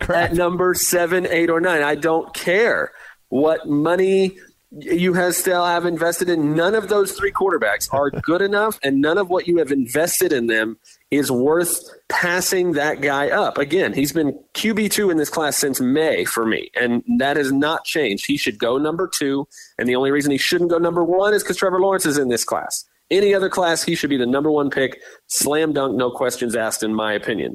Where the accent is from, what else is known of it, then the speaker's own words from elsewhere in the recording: Tampa, Florida, United States; We grew up in Tampa here, so we're Bucks fans